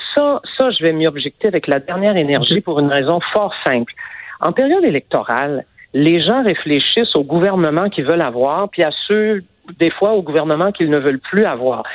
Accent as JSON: {"language": "French", "town": "Montreal", "region": "Quebec", "country": "Canada", "said": "je suis montréalaise"}